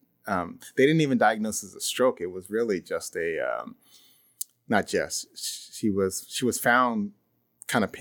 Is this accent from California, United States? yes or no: yes; San Luis Obispo, California, United States; I grew up there in San Luis Obispo